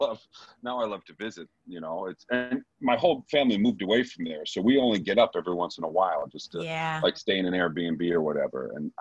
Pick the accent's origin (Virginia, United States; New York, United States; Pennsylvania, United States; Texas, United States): New York, United States; High Falls; moved away; I'm from upstate, just an hour and a half north of the city, a little town called High Falls.